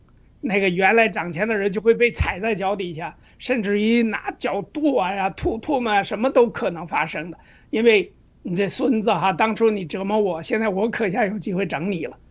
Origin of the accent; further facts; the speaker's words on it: China; 就是我们中国人，我觉着有一个很共性的一个东西，